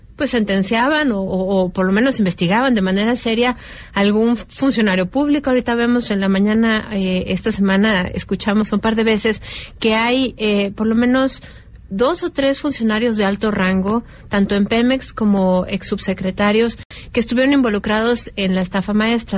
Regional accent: Mexico

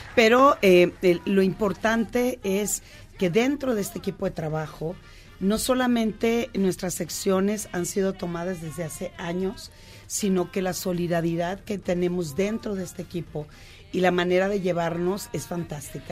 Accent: Culiacán, Sinaloa, Mexico; vengo de un contexto de la parte norte, soy de Culiacán

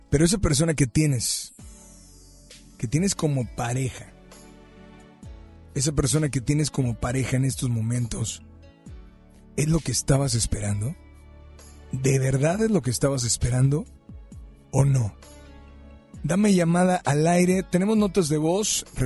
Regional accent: San Luis Potosí, Mexico; Soy de San Luis Potosí. De San Luis, ¿y te encuentras en la ciudad de Monterrey? No, ahorita estoy acá por este, acá por San Luis.

